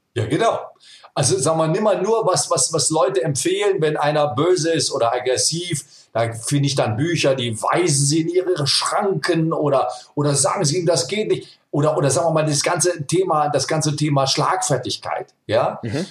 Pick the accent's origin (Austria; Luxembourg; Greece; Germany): Germany; ich bin aus Deutschland